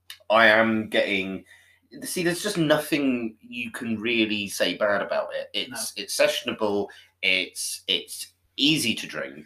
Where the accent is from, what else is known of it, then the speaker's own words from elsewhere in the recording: Devon, South West England, United Kingdom; I grew up in a little village in Devon.